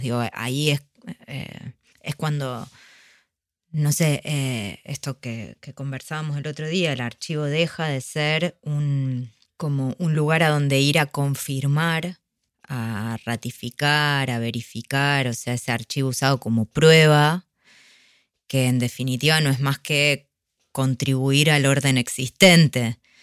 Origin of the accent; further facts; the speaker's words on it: Argentina; nos caracteriza a los argentinos